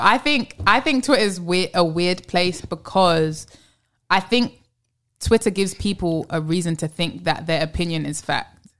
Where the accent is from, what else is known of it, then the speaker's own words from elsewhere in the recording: London, United Kingdom; also born or lived in New York; now in Los Angeles, United States; I live, obviously, I'm from London. I've lived in New York.